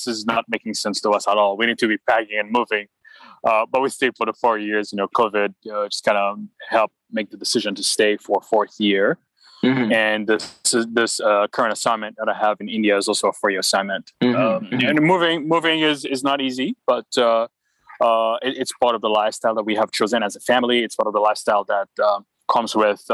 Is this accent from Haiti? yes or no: yes; Port-au-Prince, Ouest, Haiti; moved away as an adult; also born or lived in New York, United States; now in United States; I grew up in Port-au-Prince, Haiti